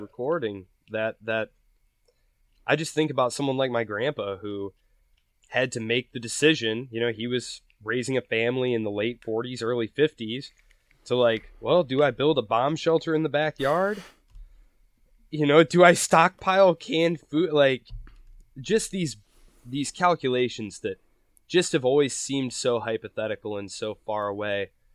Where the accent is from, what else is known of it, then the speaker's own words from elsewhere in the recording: Michigan, United States; I come from Michigan